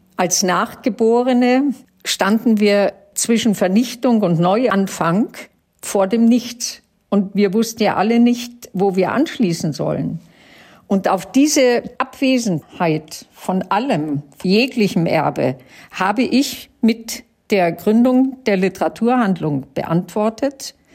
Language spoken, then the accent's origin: German; Germany; Also ich bin Deutsche in jedem Fall, aber ich bin jüdisch in jedem Fall.